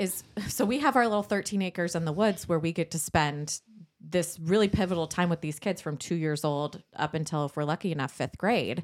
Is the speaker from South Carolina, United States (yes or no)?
no; San Diego, California, United States; we grew up in San Diego, North County, San Diego